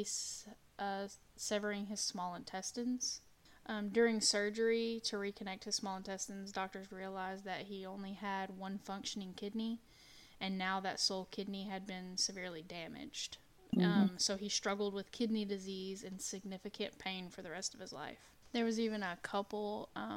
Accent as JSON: {"language": "English", "region": "Texas", "country": "United States", "said": "We're from Texas, so we know about it"}